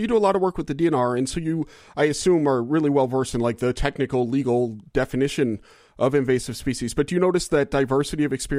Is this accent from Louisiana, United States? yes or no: yes; Louisiana, United States; moved away as an adult; I moved here from Louisiana, or that's where I was born and raised. I spent the first 22 years of my life or whatever in Louisiana.